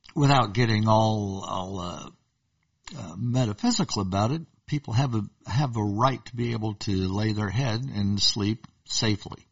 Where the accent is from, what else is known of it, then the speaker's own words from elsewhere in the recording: Bartlesville, Oklahoma, United States; I'm from Oklahoma. We talked about this. I'm from Bartlesville